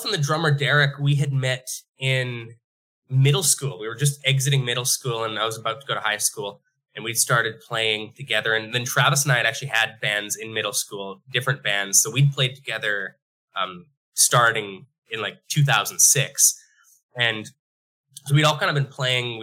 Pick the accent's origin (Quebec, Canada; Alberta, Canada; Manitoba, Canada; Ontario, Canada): Alberta, Canada; Bonnyville; now in Edmonton, Canada; FKB was the name of a bar in our hometown. So we came from Bonnyville, Alberta